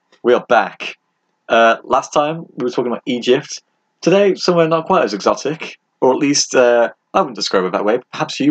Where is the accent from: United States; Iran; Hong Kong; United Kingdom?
United Kingdom; England; I mean, we're not Londoners, we are from England.